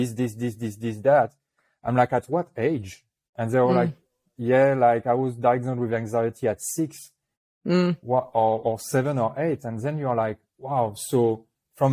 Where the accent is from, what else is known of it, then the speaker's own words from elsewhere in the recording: New Caledonia; accent: French; English is a second language; I was born in New Caledonia, which is a little French island in the Pacific.